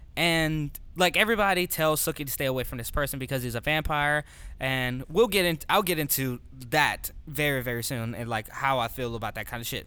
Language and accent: English; New Orleans, Louisiana, United States; moved away; I'm originally from New Orleans